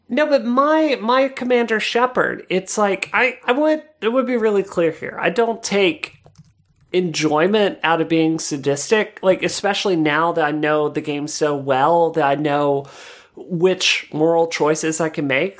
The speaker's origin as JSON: {"language": "English", "region": "Mississippi", "country": "United States", "tie": "born or raised there", "said": "growing up in Mississippi"}